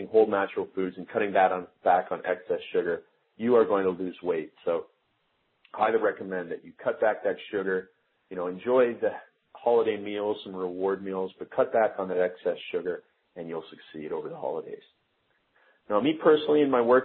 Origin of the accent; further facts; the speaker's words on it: Stratford, Ontario, Canada; moved away; my hometown of Stratford, Ontario